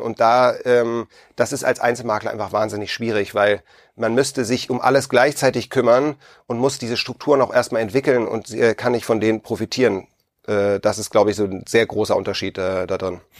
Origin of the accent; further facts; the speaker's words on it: Hamburg, Germany; ich komme ursprünglich aus Hamburg